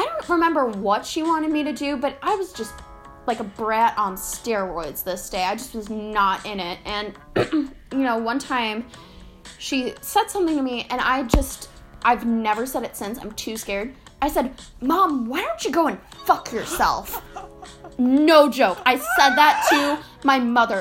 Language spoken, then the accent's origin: English; Chicago, Illinois, United States; We swear we don't go to a hillbilly school. I mean, it can be at times, but we're from Chicago